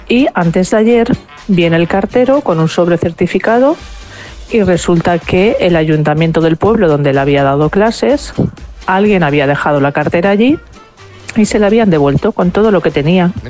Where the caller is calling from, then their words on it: Valencia, Valencian Community, Spain; de Valencia.